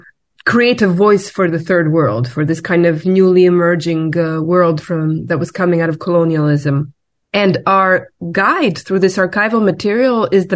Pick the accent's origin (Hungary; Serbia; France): Serbia; Belgrade; I'm also from Belgrade, like you.